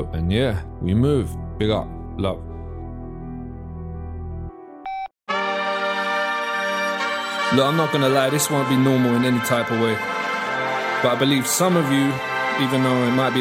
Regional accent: England, United Kingdom

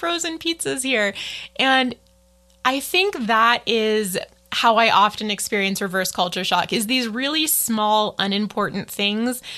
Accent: United States; also born or lived in Taiwan / Boston; I'm an American

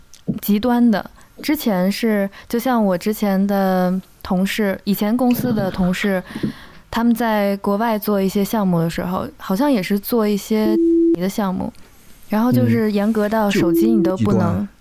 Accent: Guangdong, China; accent: Cantonese; 你说在我们广东话那是另外一个意思。

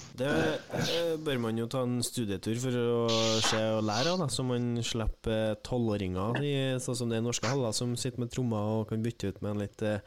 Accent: Trøndelag, Norway; som trønder er jeg jo

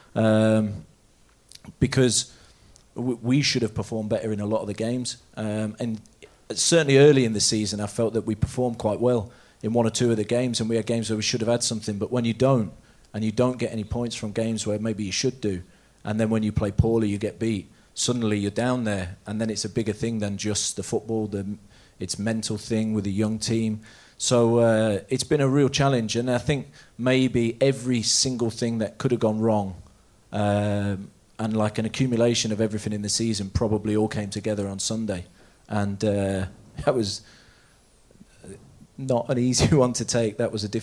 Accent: Leicester, East Midlands, United Kingdom; now in Norway; I'm from Leicester

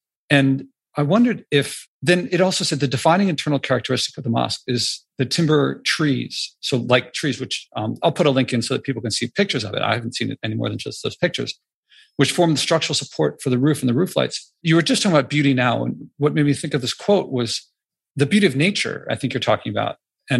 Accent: Philadelphia, Pennsylvania, United States; growing up in America, in Philadelphia.

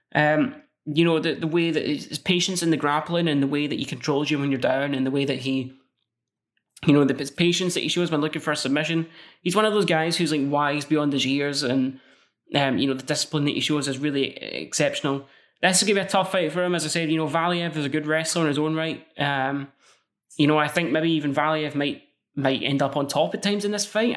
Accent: Scotland, United Kingdom; I'm Scottish

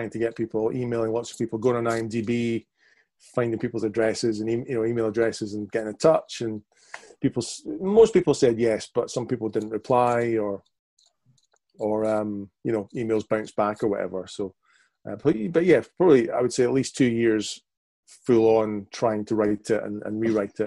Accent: Edinburgh, Scotland, United Kingdom; also born or lived in Scottish Highlands; we moved from Edinburgh up to the Highlands, bizarrely. And I was 10

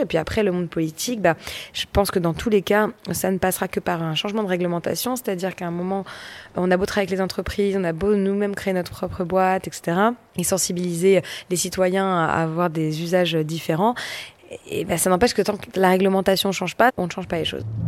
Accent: Paris, Île-de-France, France; j'ai grandi à Paris, dans l'Est parisien

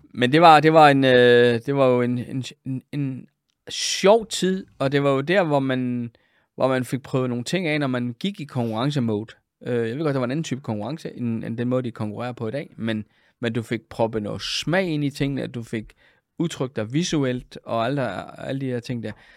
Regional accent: Funen, Southern Denmark, Denmark; moved away as an adult; also born or lived in Copenhagen / Aalborg / Germany / Frederikshavn; jeg var jo egentlig oprindelig Fynbo

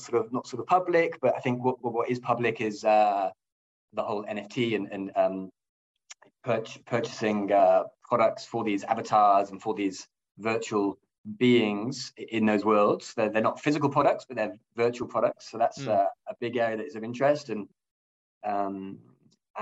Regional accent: England, United Kingdom; moved away as an adult; now in Nordic countries; I am indeed English and British. And I came from L'Oréal in the UK

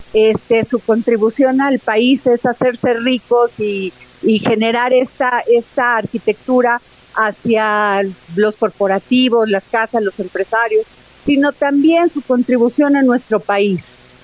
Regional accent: Mexico

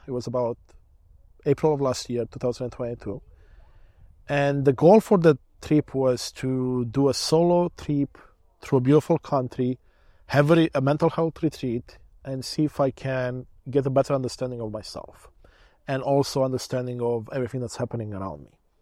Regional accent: Romania; now in Canada; I was born in Romania, back when it was still a communist country

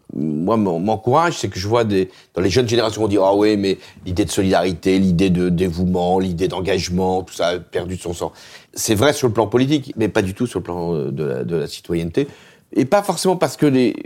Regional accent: France; notre pays

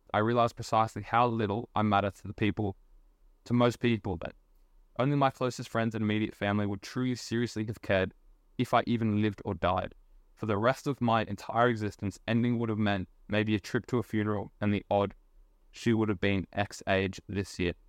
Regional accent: Australia; I'm Australian

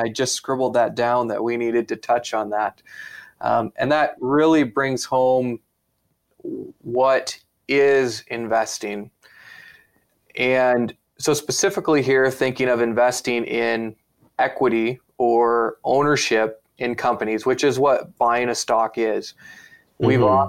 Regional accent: United States; now in Canada; I'm an American

